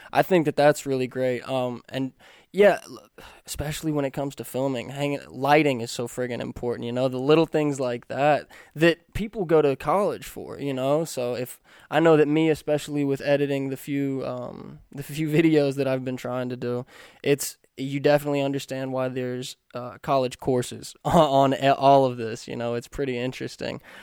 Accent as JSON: {"language": "English", "region": "Kentucky", "country": "United States", "moved": "yes", "said": "I'm from Kentucky, where a handshake is as good as a contract"}